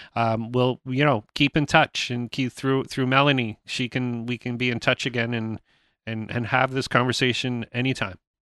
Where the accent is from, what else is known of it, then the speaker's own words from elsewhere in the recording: England, United Kingdom; now in Canada; I'm born in England